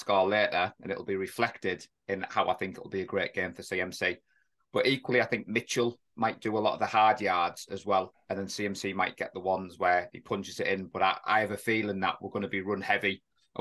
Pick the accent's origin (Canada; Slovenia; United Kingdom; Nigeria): United Kingdom; England; an Englishman who's not an NFL coach